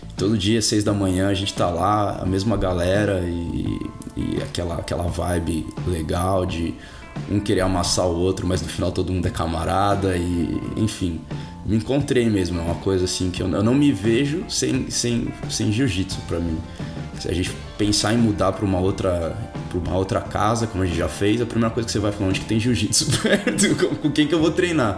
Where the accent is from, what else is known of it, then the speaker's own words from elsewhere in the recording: São Paulo, Brazil; also born or lived in Rio de Janeiro, Brazil; now in Auckland, New Zealand; Eu sou de São Paulo, você deve ter percebido pelo meu sotaque.